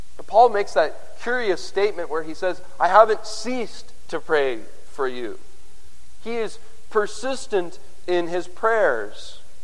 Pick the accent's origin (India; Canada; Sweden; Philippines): Canada; I'm a Canadian